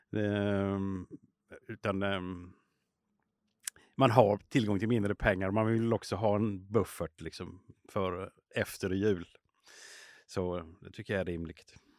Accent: Småland, Sweden; moved away; som smålänning eh, från början

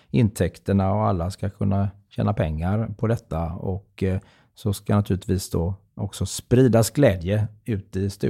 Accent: Gothenburg, Västra Götaland, Sweden; självklart är jag göteborgare. Och är man född och uppvuxen i Göteborg så har man ju alla förutsättningar till att bli en riktigt eh, god eh, tomtegubbe.

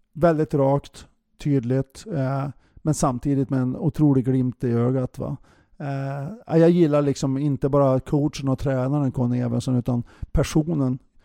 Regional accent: Bjästa, Västernorrland County, Sweden; moved away; jag är från Övik eller från Bjästa

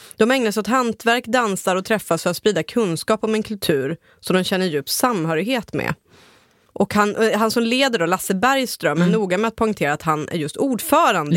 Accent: Ångermanland, Sweden; jag kommer själv från Ångermanland

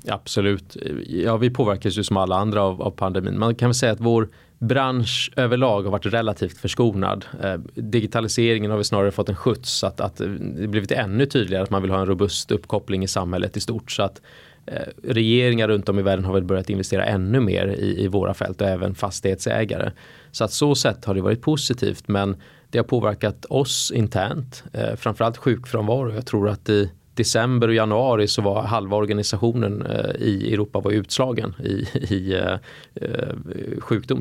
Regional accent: Gothenburg, Västra Götaland, Sweden; moved away as an adult; also born or lived in United States; now in Stockholm, Sweden; jag växte som sagt upp i, i uh, Göteborg

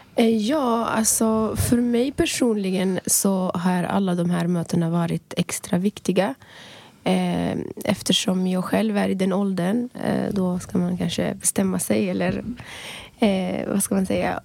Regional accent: Libya; moved away as an adult; now in Sweden; jag är född och uppvuxen i Libyen

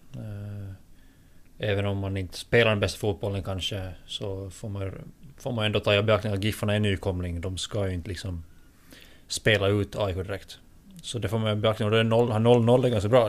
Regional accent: Finland; jag är finlandssvensk och väldigt, väldigt finlandssvensk så sett att min... Eh, min eh, finska språkkunskap är väldigt mycket sämre än min svenska

